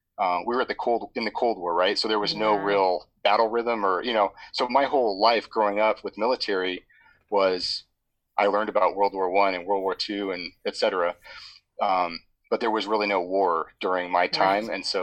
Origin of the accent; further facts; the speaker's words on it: San Diego, California, United States; also born or lived in Ohio / Washington, D.C.; So, I was born in San Diego when he was in Air Force ROTC at the time. We lived in Ohio for about 5 years, then back to California, then a couple places in California, then DC, then back to C